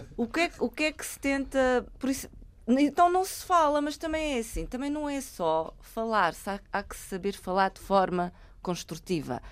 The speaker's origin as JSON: {"language": "Portuguese", "country": "Angola", "said": "eu sou angolana, sou humorista angolana"}